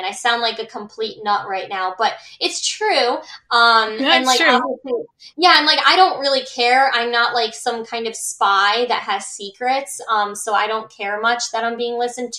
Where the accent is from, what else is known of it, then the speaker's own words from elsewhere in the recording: Milford, Connecticut, United States; I was born in Milford, Connecticut, and that's home to me